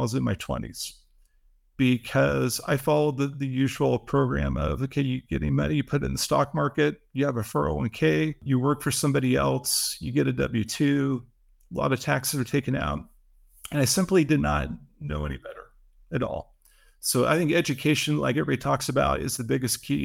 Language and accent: English; Seattle, Washington, United States; I grew up in Seattle